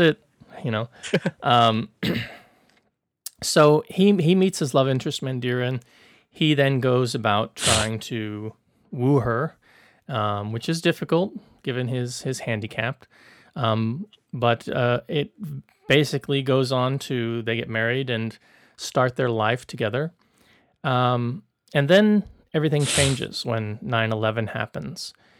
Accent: the South, United States; I'm from the South

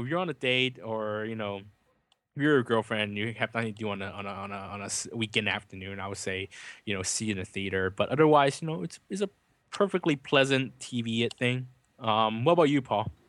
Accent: California, United States; as a Californian

